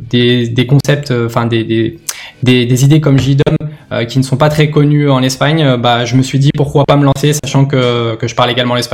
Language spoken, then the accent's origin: French; Lyon, Auvergne-Rhône-Alpes, France; je suis originaire de Lyon.